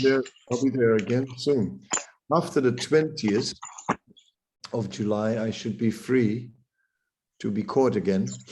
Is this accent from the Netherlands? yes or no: yes; Amsterdam, North Holland, Netherlands; moved away; I'm from Amsterdam